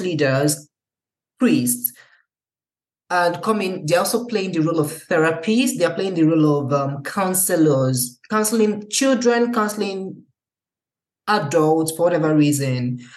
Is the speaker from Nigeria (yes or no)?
yes; Nigeria; now in Germany; being a Nigerian and seeing how things are in Nigeria